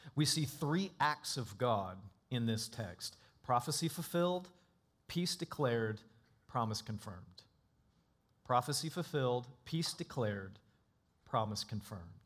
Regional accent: North Florida, United States; Growing up in North Florida

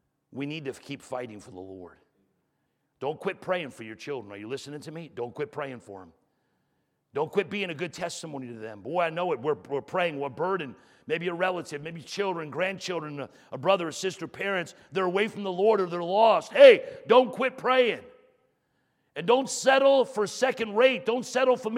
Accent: New York, United States; moved away; I grew up in New York

